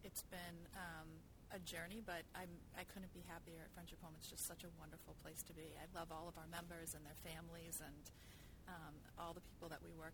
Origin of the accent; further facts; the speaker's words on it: Braintree, Massachusetts, United States; now in Marshfield, United States; I grew up in Braintree